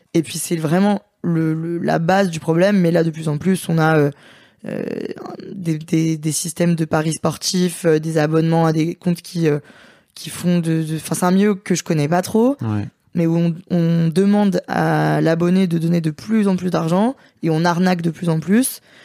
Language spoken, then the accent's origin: French; Lyon, Auvergne-Rhône-Alpes, France; Moi, je suis lyonnaise